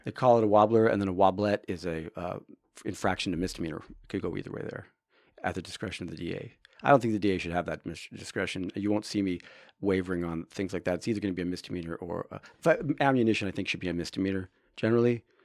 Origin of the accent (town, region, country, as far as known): Orange County, California, United States; born or raised there; also born or lived in Hollywood, Los Angeles, California / Tonga (possibly garbled place name); now in Humboldt County, United States